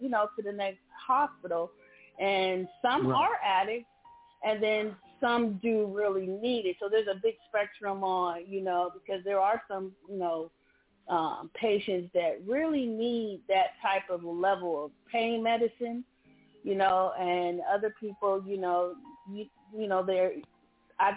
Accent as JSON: {"language": "English", "town": "San Diego", "region": "California", "country": "United States", "said": "I'm from California, I'm from San Diego, I'm 10 minutes away from Mexico"}